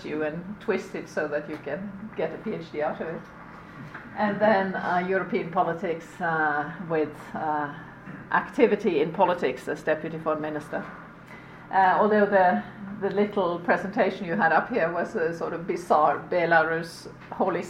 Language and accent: English; Norway; I come from Norway